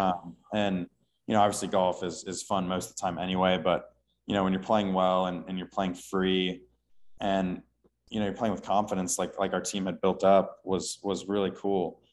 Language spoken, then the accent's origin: English; Houston, Texas, United States; now in Austin, United States; I grew up in Houston